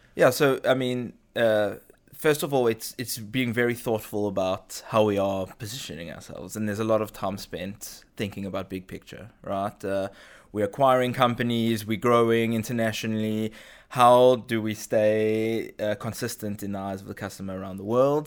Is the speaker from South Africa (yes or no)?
yes; South Africa; moved away as an adult; now in Israel; grew up in South Africa, moved to Israel, uh, when I was in my early twenties